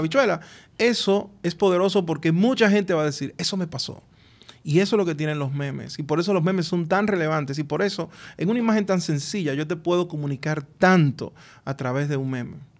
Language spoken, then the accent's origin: Spanish; Dominican Republic; cómo somos los dominicanos